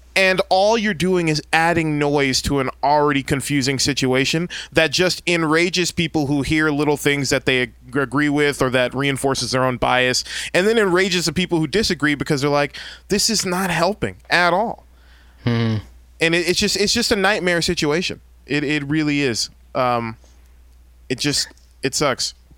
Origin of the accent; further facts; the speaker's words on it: San Bernardino, California, United States; I grew up in San Bernardino out in the Inland mm. Empire 909.